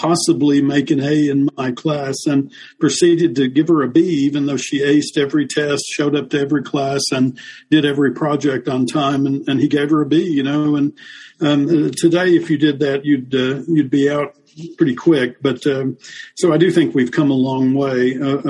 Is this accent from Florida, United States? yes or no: no; Middle Tennessee, United States; moved away as an adult; also born or lived in New York; I'm originally from Tennessee, from Middle Tennessee. It came from a fairly poor family.